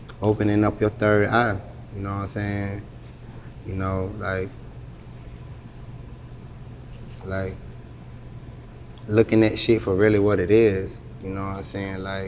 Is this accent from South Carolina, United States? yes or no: yes; Allendale, South Carolina, United States; also born or lived in Columbia, South Carolina / Charleston, South Carolina / Hilton Head Island, South Carolina; where I'm from. I'm from Allendale